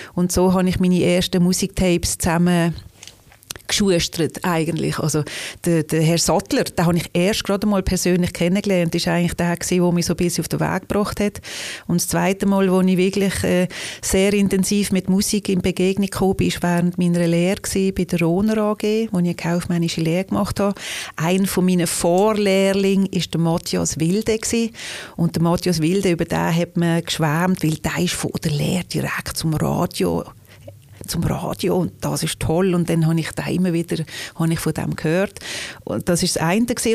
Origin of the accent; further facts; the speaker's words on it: Liestal, Basel-Landschaft, Switzerland; now in Basel, Switzerland; Aufgewachsen bin ich in Baselbiet, in Liestel